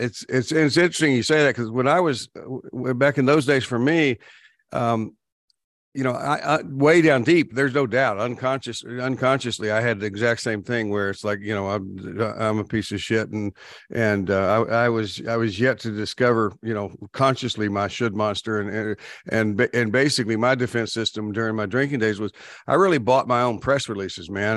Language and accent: English; Texas, United States; I grew up in Texas, so we didn't just, we weren't fans, we worshiped the Cowboys